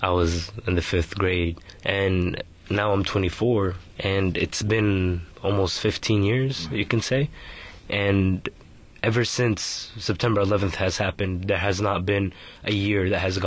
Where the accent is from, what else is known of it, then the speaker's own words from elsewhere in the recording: San Francisco, California, United States; I was born in San Francisco, California. I've been here most of my life.